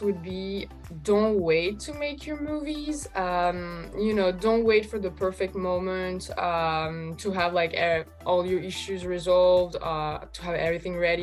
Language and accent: English; France; moved away as an adult; also born or lived in Russia / Los Angeles, United States; I was born in Russia and then I moved to France. So that's where I, I, I grew up